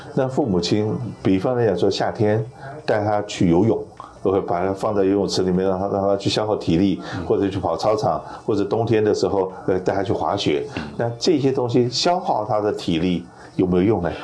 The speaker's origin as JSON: {"language": "Chinese", "country": "Taiwan", "tie": "born or raised there", "moved": "as an adult", "lives_now": "United States", "said": "我是从台湾出生长大，然后来到美国"}